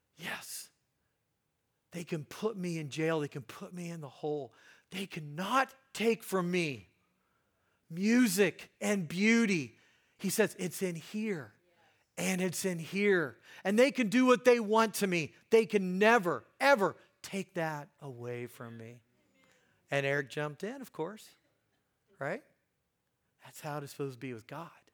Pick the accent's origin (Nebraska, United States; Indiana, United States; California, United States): Indiana, United States; Hagerstown; I grew up in Hagerstown, Indiana.